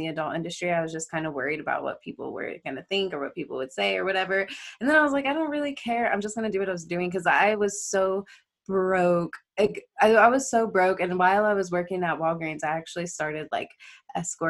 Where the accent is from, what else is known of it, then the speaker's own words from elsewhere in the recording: California, United States; moved away as an adult; now in Las Vegas, United States; I'm from California, but I've lived in Vegas